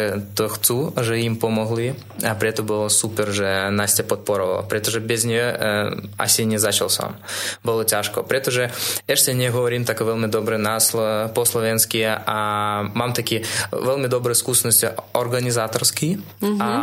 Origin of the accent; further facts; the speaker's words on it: Russia; Slovak is a second language; moved away as an adult; now in Slovakia; pretože som z Ruska